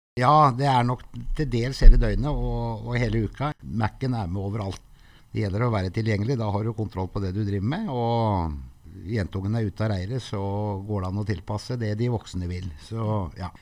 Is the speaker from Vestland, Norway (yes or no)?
yes; Sogndal, Vestland, Norway; moved away; jeg har vokst opp i Sogndal og gått hele folkeskolen